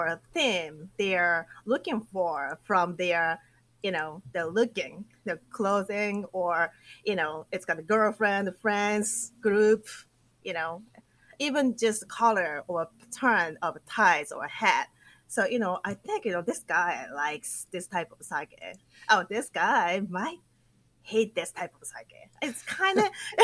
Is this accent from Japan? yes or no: yes; Akita, Japan; English is a second language; moved away as an adult; also born or lived in Tokyo, Japan / New York, United States; how beautiful my hometown was